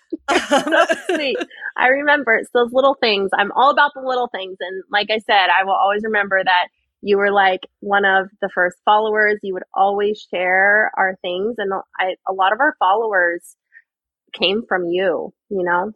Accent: Arizona, United States; I'm from Arizona. I was born and raised here

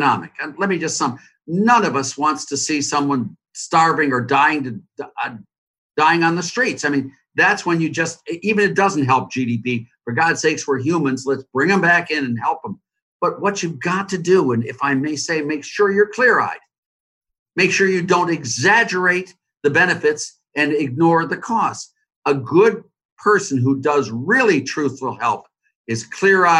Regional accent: Cleveland, Ohio, United States; Cleveland, my hometown

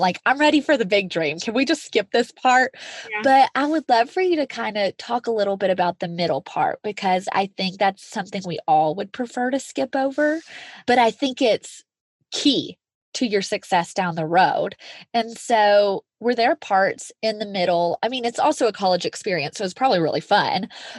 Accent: outside of Nashville, Tennessee, United States; moved away as an adult; now in Colorado, United States; in my hometown outside of Nashville.

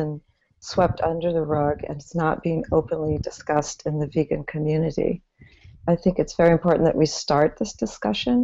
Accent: Midwest, United States; I grew up in the Midwest

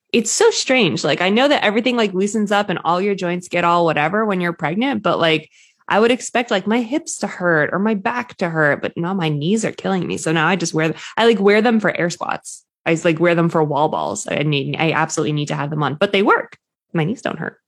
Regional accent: New England, United States; I'm obviously from New England

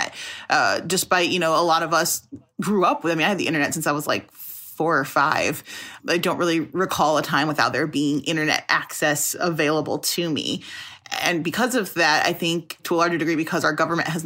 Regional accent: Chicago, Illinois, United States; I'm from Chicago

